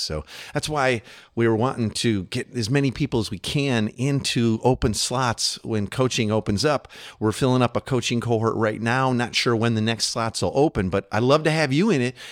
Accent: United States; as an American living here

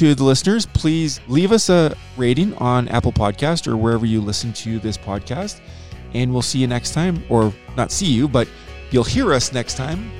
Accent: Canada; I'm Canadian

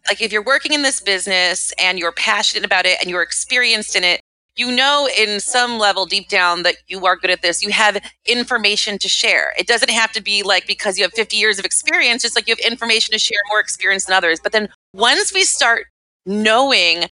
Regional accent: Midwest, United States; moved away as an adult; now in New York City, United States; I grew up in the Midwest

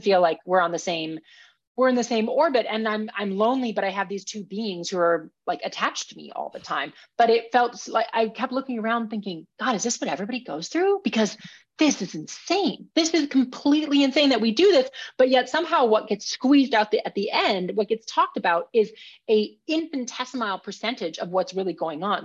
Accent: Minnesota, United States; I grew up in Minnesota

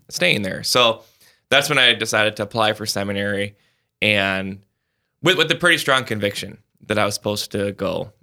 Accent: Sioux Falls, South Dakota, United States; I'm from Sioux Falls

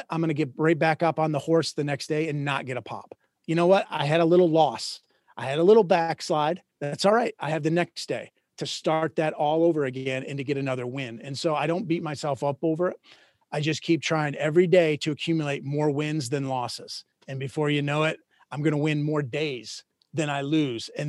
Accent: Minnesota, United States; moved away; I grew up in Minnesota.

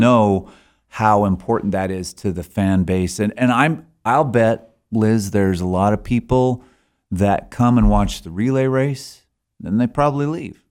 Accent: Alberta, Canada; moved away as an adult; now in Sheridan, United States; I'm from Alberta originally

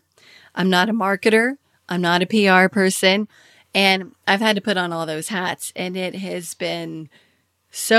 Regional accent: Kentucky, United States; moved away as an adult; also born or lived in Washington, D.C.; I had moved from Washington, D.C., where I was working with Kiplinger's, to my home state of Kentucky

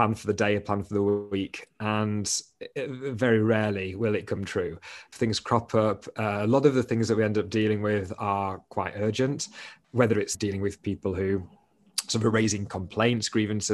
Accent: Doncaster, Yorkshire and the Humber, United Kingdom; moved away as an adult; I am originally from Doncaster

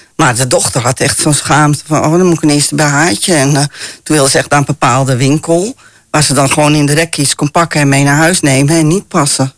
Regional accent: Amsterdam, North Holland, Netherlands; ik ben ook heel vrij opgevoed, hè. Wij komen uit Amsterdam

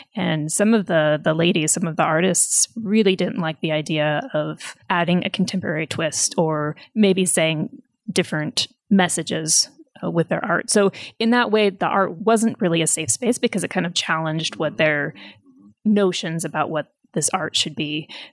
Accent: United States; now in Nepal; as an American, as a foreigner

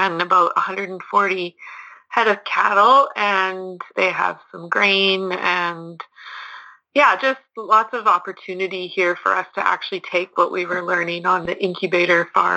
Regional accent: Lacombe, Alberta, Canada; moved away as an adult; now in Shoal Lake, Canada; I am from Lacombe, Alberta, originally, but right now I'm living at Shoal Lake, Manitoba

